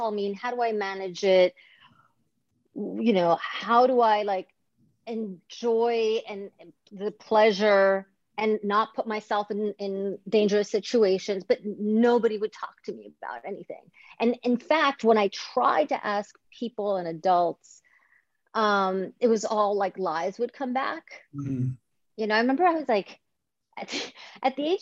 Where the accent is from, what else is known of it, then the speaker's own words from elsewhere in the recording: Greece; moved away; I grew up in Greece